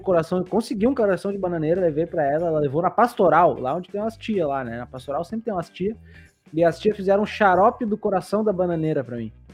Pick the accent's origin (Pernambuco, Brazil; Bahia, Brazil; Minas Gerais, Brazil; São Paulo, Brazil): Minas Gerais, Brazil; Barbacena; Quando eu era pequeno lá em Barbacena